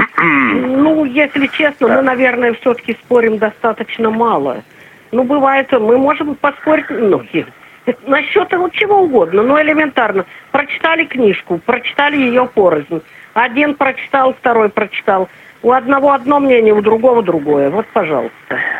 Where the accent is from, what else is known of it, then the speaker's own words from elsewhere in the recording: Urals, Russia; moved away; Я сама с Урала